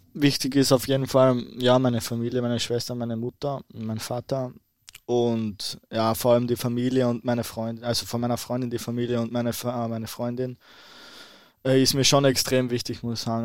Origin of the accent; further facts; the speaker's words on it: Austria; now in Bremen, Germany; Als Ösi